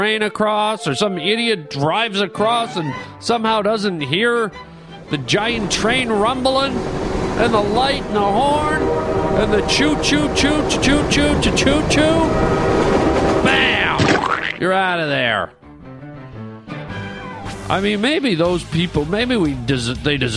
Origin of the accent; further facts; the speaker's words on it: Canada; now in United States; I am a Canadian boy, but I'm also an American boy now. I have my American citizenship, but I'm always happy and proud to represent the land of my birth